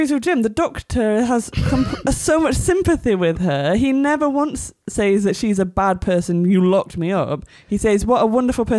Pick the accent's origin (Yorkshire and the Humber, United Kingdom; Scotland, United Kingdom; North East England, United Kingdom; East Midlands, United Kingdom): Yorkshire and the Humber, United Kingdom; accent: Yorkshire; Because my accent is Yorkshire because that's where I'm from.